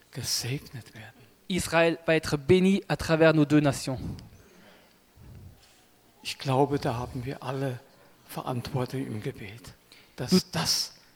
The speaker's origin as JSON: {"language": "German", "country": "Germany", "said": "Und als Deutscher möchte ich mich nochmals entschuldigen für all das Leid, was wir nicht nur Frankreich angetan haben, sondern vielen, vielen Ländern in Europa."}